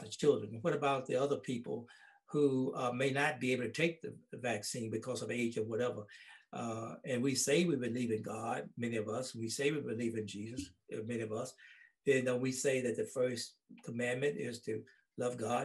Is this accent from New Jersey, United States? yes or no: no; Holly Springs, Mississippi, United States; my hometown of Holly Springs